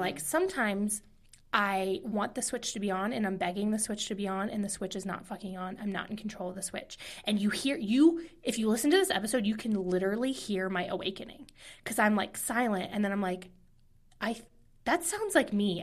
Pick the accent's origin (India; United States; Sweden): United States; Midwest; moved away; I'm from the Midwest.